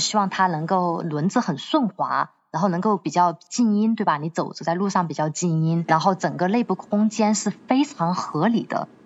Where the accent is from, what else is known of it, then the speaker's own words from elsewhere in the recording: Chongqing, China; 我是重庆人 我从重庆坐了